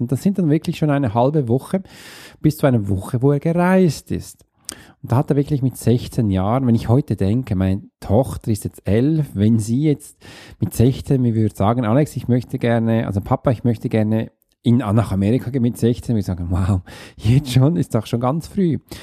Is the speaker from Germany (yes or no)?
no; Switzerland; für mich als Schweizer